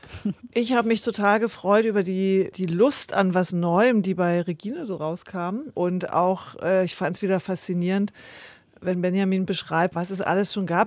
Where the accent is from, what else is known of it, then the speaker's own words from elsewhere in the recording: Senftenberg region, Brandenburg, Germany; Das ist ja meine Heimatregion